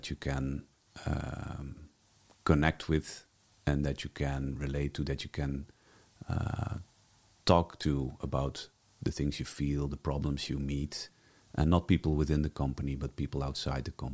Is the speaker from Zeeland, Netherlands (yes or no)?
yes; Zeelandic Flanders, Netherlands; moved away as an adult; also born or lived in Ghent, Belgium / Brussels, Belgium; now in Belgium; I was born in Zeeland, Flanders, which is the Netherlands, but it's so close to Flanders that most people consider them more Flemish than Dutch or something in between